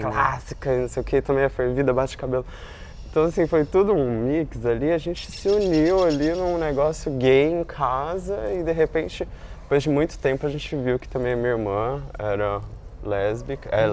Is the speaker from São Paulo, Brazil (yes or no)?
yes; São Paulo, Brazil; moved away as an adult; now in Rio de Janeiro, Brazil; eu sou de São Paulo